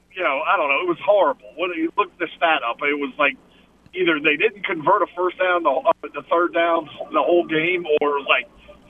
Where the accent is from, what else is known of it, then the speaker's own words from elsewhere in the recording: New Orleans, Louisiana, United States; moved away; I'm from New Orleans, right? So all the New Orleans guys know me.